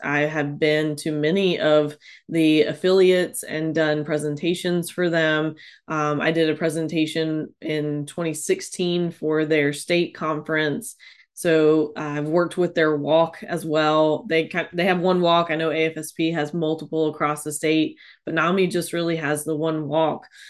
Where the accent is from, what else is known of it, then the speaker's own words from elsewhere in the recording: North Carolina, United States; also born or lived in Tennessee; came back to North Carolina and back to my hometown